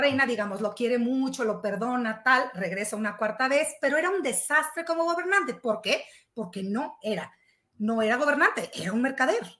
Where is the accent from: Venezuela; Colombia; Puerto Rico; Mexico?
Mexico; somos mexicanos